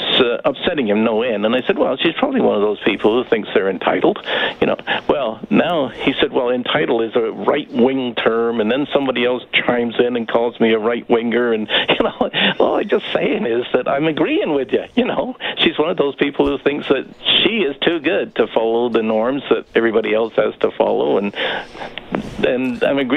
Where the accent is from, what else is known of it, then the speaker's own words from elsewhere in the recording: Windsor, Ontario, Canada; I grew up in Windsor, Ontario, used to read the Detroit Free Press all the time.